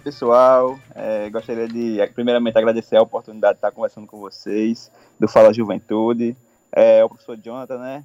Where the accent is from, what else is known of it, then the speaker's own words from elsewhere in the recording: Brazil; como um bom brasileiro que somos